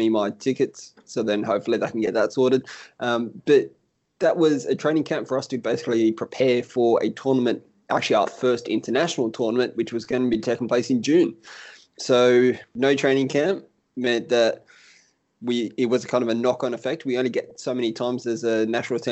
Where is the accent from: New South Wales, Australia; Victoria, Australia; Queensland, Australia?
New South Wales, Australia; Sydney; I'm here from Sydney, Australia